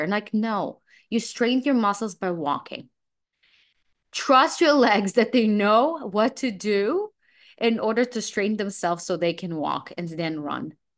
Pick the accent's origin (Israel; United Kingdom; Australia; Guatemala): Israel; also born or lived in Belarus; now in New York City, United States; I was born in Belarus, I was raised in Israel.